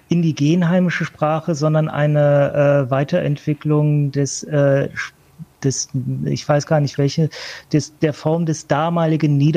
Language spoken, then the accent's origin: German; Northern Germany, Germany; ich komme aus Norddeutschland